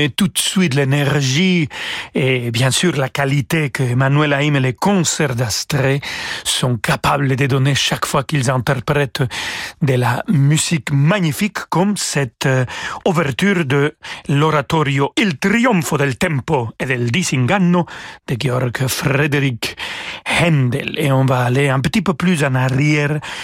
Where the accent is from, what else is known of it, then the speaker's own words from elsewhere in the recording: Mexico; French is a second language; moved away as an adult; now in France; ténor eh, franco-mexicain